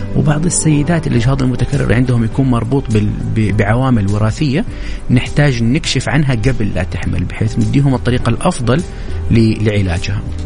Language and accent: Arabic; Saudi Arabia; عندنا في السعوديه